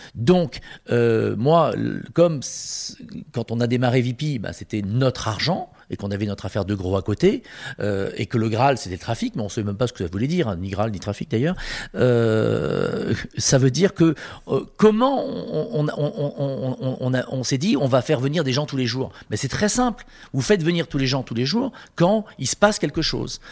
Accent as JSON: {"language": "French", "town": "Marseille", "region": "Provence-Alpes-Côte d'Azur", "country": "France", "said": "je suis marseillais"}